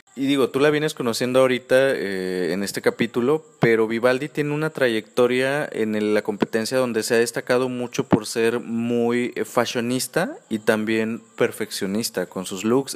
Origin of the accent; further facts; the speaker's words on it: Mexico; yo que soy mexicano